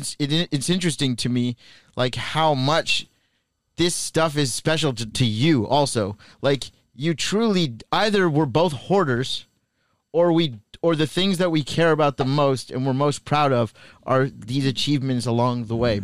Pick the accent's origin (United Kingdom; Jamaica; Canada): Canada; I grew up in Canada